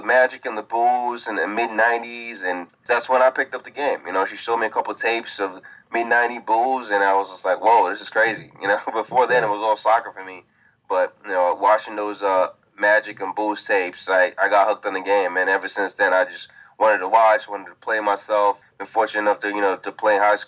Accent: Nigeria; moved away; also born or lived in Atlanta, Georgia, United States; I was born in Atlanta, but my family is Nigerian. So I grew up in Nigeria for a decent amount of time.

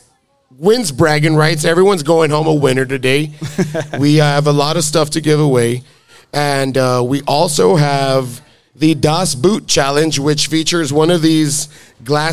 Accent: Alamo, Texas, United States; in Alamo, Texas, my hometown

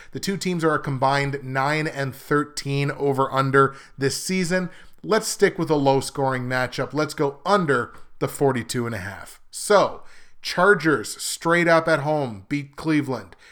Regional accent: Canada; I'm Canadian

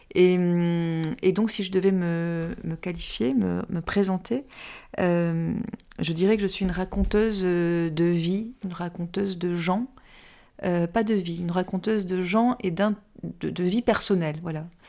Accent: Toulouse, Occitania, France; accent: southwestern; also born or lived in Pyrenees; now in Paris, France; Je viens du sud-ouest. Je viens de Toulouse et puis aussi des Pyrénées.

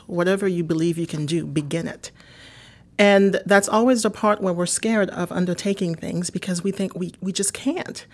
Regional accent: Haiti; also born or lived in New York / Miami; now in United States; I'm originally from Haiti. I've lived in this country now for over thirty years

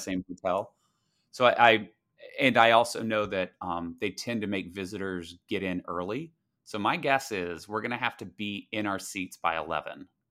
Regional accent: the South, United States; moved away; growing up in the South, it was all football all the time

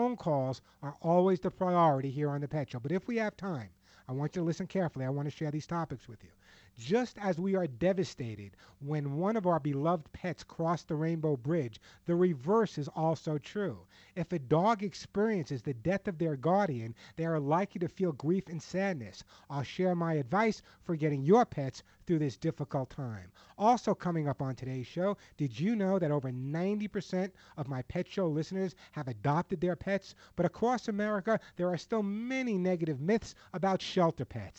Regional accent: Santa Monica, California, United States; my hometown of Santa Monica, California.

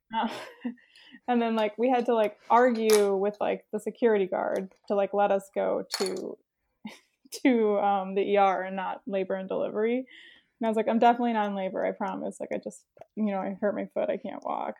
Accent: Saint Paul, Minnesota, United States; moved away; I grew up in Saint Paul

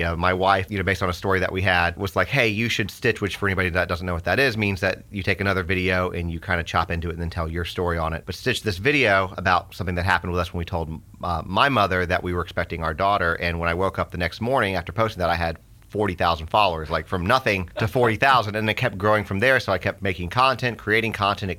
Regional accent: Atlanta, Georgia, United States; also born or lived in Texas / San Antonio, Texas; now in Sumner County, Tennessee, United States; I grew up mostly in Georgia in the Atlanta area.

